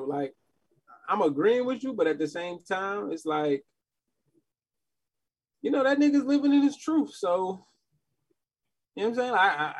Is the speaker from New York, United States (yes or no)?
yes; Queens, New York, United States; I'm from New York, man. Queens, South Side to be exact.